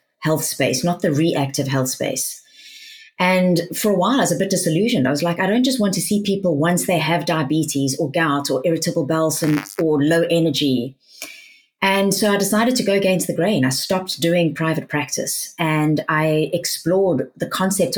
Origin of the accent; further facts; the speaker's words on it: South Africa; accent: South African; now in United Kingdom; I sound South African. I was born in South Africa.